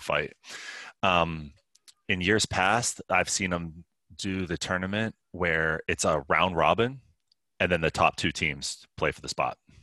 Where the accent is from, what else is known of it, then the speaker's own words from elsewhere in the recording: Pittsburgh, Pennsylvania, United States; I grew up in Pittsburgh, or just northeast of Pittsburgh, Pennsylvania